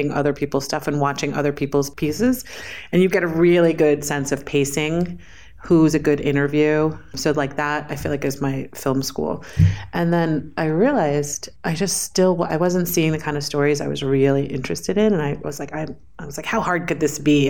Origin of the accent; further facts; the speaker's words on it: New York City, New York, United States; I was born and raised in New York City.